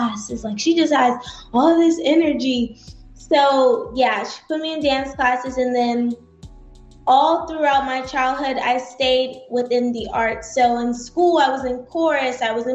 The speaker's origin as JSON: {"language": "English", "town": "Atlanta", "region": "Georgia", "country": "United States", "tie": "born or raised there", "also_born_or_lived": "Pittsburgh, Pennsylvania / Los Angeles, California", "said": "I was born in Pittsburgh, Pennsylvania, and then shortly after moved to Los Angeles, California. And okay. Then when I turned about 3 or 4, moved out here to Atlanta."}